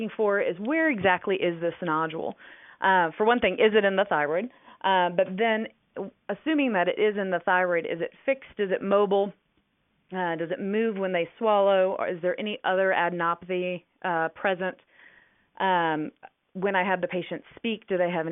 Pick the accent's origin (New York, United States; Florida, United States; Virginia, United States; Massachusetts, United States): Virginia, United States; moved away as an adult; also born or lived in Durham, North Carolina; now in Dallas, United States; I was born and raised in Virginia